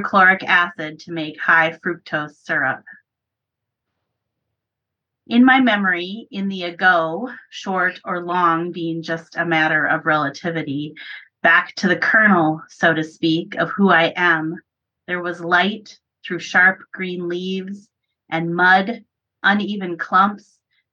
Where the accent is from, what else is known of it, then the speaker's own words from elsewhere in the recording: Minnesota, United States; I live in Minnesota. I grew up in farm country in Minnesota